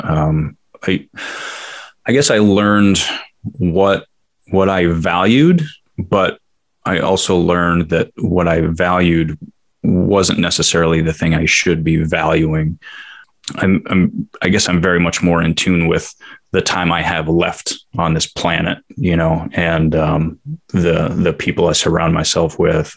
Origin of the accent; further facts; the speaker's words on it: New York City, New York, United States; moved away as an adult; also born or lived in El Paso; now in Seattle, United States; I grew up in New York